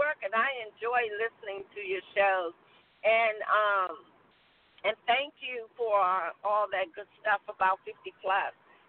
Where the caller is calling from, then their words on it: North Carolina, United States; I'm calling from North Carolina.